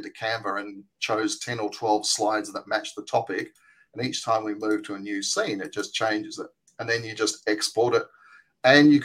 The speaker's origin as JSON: {"language": "English", "country": "Australia", "accent": "Australian", "said": "my Australian accent"}